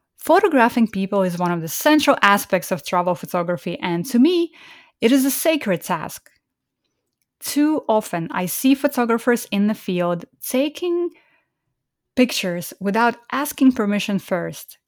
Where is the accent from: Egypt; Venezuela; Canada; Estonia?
Estonia; moved away; also born or lived in Kazakhstan; was born in Kazakhstan and grew up in Estonia